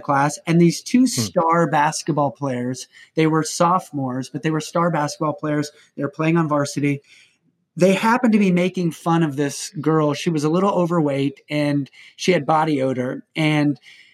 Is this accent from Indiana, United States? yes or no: yes; Indiana, United States; I'm from Indiana